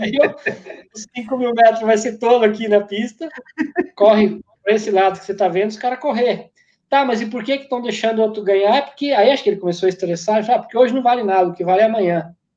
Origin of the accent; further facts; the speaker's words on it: Santo Antônio do Sudoeste, Paraná, Brazil; moved away; also born or lived in Cosmópolis / Campos do Jordão; uma corrida que tinha lá na minha cidade, que ainda tem, tem ano que eles fazem, tem ano que não faz, sai da pracinha de Santo Antônio do Sudoeste